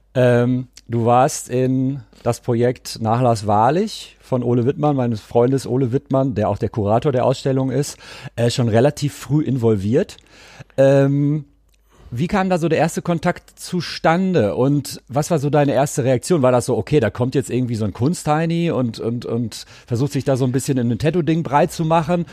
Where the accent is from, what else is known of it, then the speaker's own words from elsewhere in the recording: Cologne, North Rhine-Westphalia, Germany; für mich als Kölner